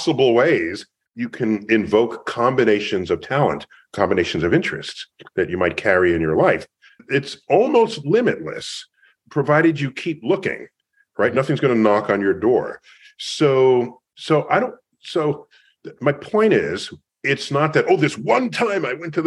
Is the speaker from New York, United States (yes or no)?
yes; New York City, New York, United States; I grew up in New York City in the Bronx